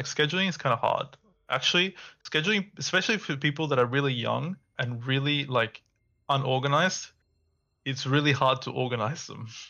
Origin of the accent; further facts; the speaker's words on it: Perth, Western Australia, Australia; So I went to, like, a physiotherapist here in Perth, like, back home, because I'm from Perth.